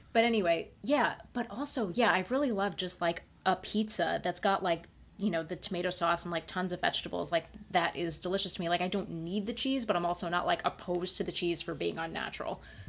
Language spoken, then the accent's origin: English; New York, United States; now in Puerto Rico; this is Puerto Rico. I'm from New York.